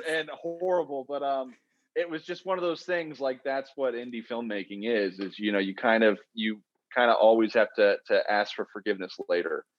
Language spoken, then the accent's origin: English; Oklahoma, United States; I'm from Oklahoma where I am now and where we've shot, where I've shot every film I've done